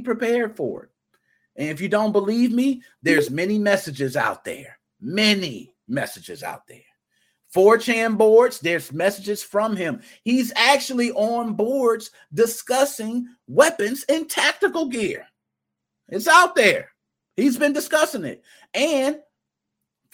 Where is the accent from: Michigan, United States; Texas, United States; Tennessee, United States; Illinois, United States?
Illinois, United States; Chicago; I was raised in Southside Chicago